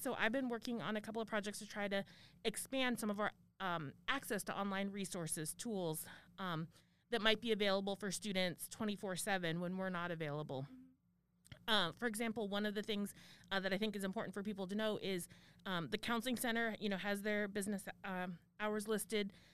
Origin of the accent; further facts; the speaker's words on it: Arizona, United States; moved away; I grew up in Arizona